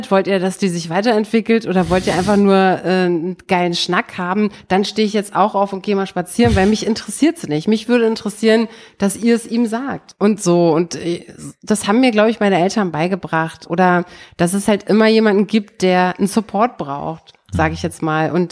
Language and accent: German; East Germany, Germany; Bei uns im Osten hießen die ja Kosmonauten und nicht Astronauten